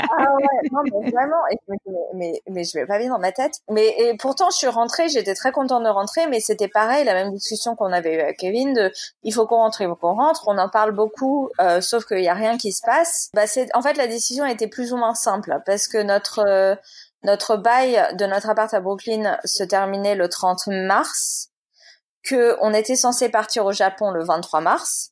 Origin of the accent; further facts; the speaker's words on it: Boulogne-Billancourt, Île-de-France, France; moved away as an adult; also born or lived in New York / San Diego / England; now in Boulogne-Billancourt, France; j'ai grandi toute ma vie à Boulogne